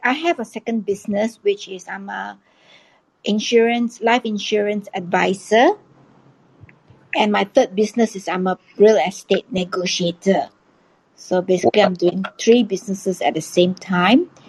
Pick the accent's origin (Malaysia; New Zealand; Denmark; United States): Malaysia; Kuala Lumpur, Federal Territory of Kuala Lumpur; I'm actually from Kuala Lumpur, Malaysia, and uh, right now it's like 4:40 p.m.